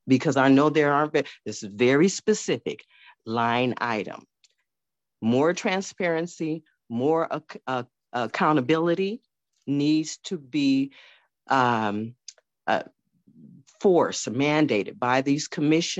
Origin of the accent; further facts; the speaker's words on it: San Francisco, California, United States; I'm born and raised in San Francisco.